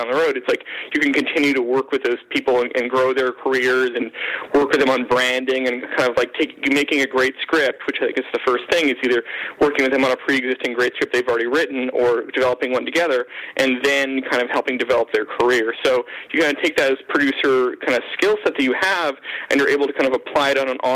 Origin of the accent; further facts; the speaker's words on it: Canada; being Canadian